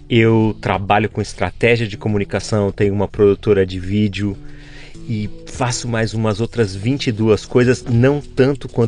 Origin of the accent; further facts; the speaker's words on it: São Paulo, Brazil; nasci aqui em São